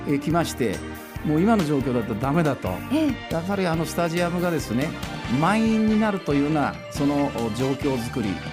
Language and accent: Japanese; Utsunomiya, Tochigi, Japan; moved away as an adult; also born or lived in Tosu, Saga; 宇都宮で生まれて、はい、宇都宮で育ててもらいました